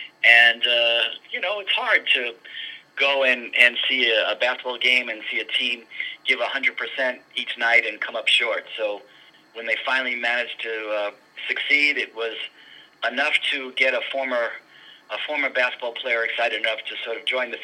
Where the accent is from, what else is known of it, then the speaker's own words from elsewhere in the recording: New York, United States; that was my guy growing up in New York during the great run from the '69 New York Knicks